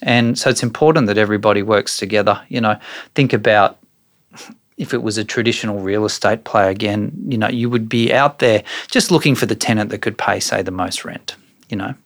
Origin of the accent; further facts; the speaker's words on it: Brisbane, Queensland, Australia; I grew up in Brisbane